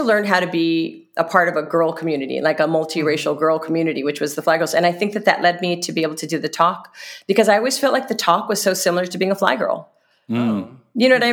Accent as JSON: {"language": "English", "region": "Hawaii", "country": "United States", "tie": "born or raised there", "said": "I grew up in Hawaii"}